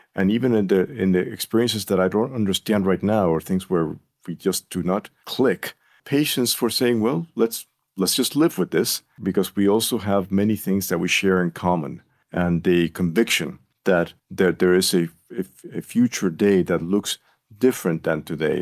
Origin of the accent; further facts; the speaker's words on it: Puerto Rico; moved away as an adult; now in North Carolina, United States; I'm a native of Puerto Rico. That is where I was born, where I was raised